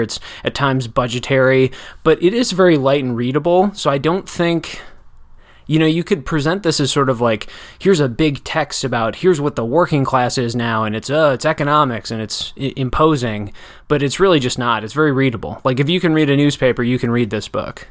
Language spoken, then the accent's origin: English; Janesville, Wisconsin, United States; I grew up in Janesville.